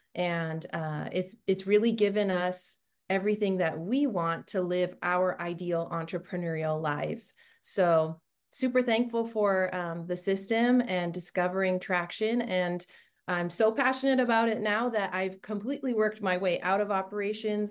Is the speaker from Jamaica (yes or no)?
no; Canada; moved away as an adult; now in Orange County, United States; I, I grew up in Canada and another country